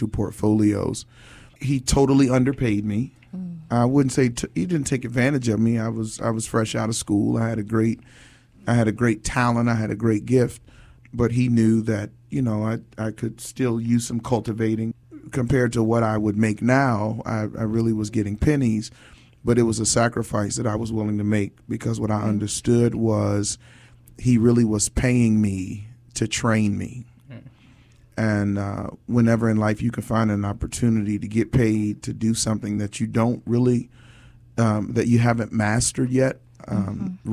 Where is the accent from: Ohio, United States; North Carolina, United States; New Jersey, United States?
New Jersey, United States; Newark; moved away; also born or lived in Tampa / Miami / Los Angeles; I'm from New Jersey, by way of Tampa, by way of Miami, by way of Los Angeles. I've lived and worked in each of those markets. But New Jersey is home, specifically Newark, New Jersey, a.k.a. Brick City